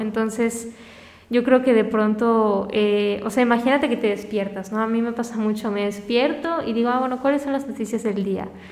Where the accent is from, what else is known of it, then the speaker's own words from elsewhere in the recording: Mérida, Yucatán, Mexico; also born or lived in Caracas, Venezuela / Cancún, Mexico; Y luego cuando llegué a Mérida igual me buleaban y hasta que llegué a la secundaria